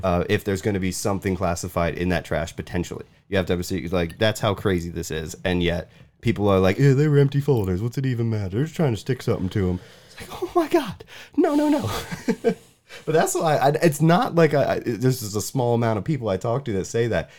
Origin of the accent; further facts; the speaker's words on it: United States; I am American